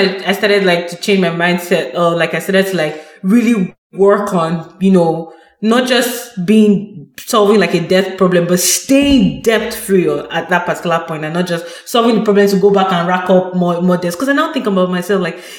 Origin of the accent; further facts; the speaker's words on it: Nigeria; moved away as an adult; now in Canada; I come from Nigeria where I was brought up